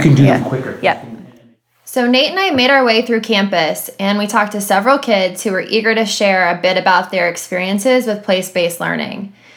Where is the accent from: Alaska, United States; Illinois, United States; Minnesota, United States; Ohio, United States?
Ohio, United States; I'm from Ohio